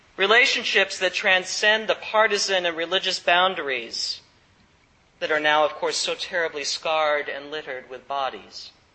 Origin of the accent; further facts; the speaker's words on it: the Bible Belt, United States; I grew up in Bible Belt country, in the heyday of Jerry Falwell and other evangelicals